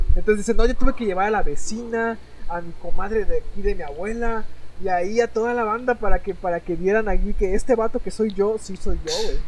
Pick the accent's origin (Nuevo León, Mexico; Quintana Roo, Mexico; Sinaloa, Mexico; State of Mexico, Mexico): Quintana Roo, Mexico; Cancún; also born or lived in Tizimín, Yucatán; yo soy de, de Cancún